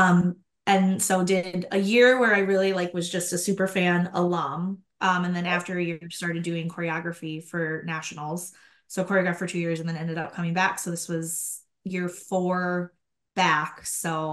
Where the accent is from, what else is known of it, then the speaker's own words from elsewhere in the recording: Minnesota, United States; I grew up in Minnesota